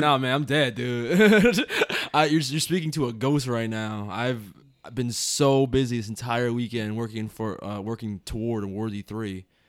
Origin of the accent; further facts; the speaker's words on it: United States; we as Americans